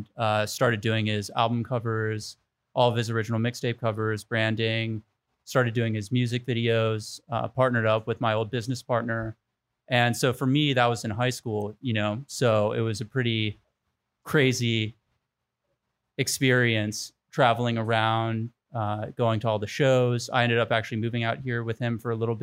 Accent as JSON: {"language": "English", "town": "Washington", "region": "District of Columbia", "country": "United States", "moved": "as an adult", "lives_now": "Los Angeles, United States", "said": "I'm from Washington, D.C. originally. I moved out here about almost 10 years ago, to launch the business"}